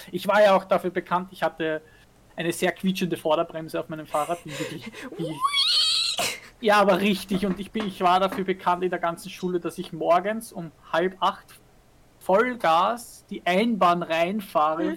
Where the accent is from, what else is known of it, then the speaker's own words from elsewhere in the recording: Vienna, Austria; bei uns in Wien